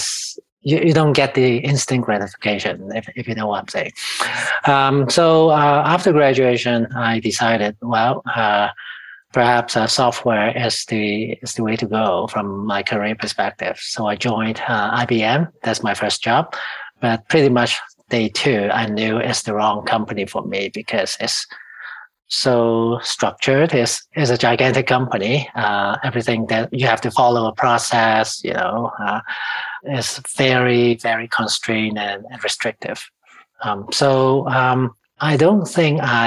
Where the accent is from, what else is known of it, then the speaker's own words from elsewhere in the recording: Hong Kong; now in Canada; I was born and raised in Hong Kong